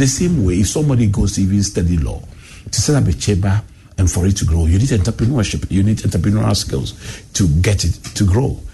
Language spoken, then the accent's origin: English; Accra, Greater Accra, Ghana; I grew up in Adabraka and I started school in O'Reilly